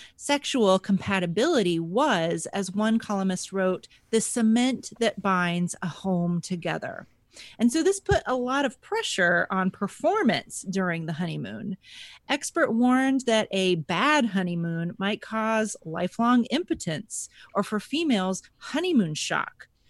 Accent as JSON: {"language": "English", "region": "Texas", "country": "United States", "tie": "born or raised there", "moved": "as an adult", "lives_now": "Buffalo, United States", "said": "I grew up, I grew up in Texas."}